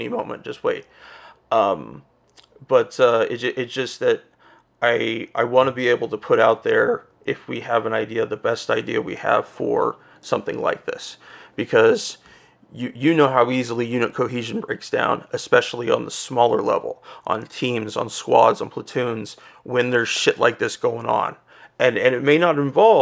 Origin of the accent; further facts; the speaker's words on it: Coeur d'Alene, Idaho, United States; moved away; where I used to live in Idaho, I was born in Coeur d'Alene, Idaho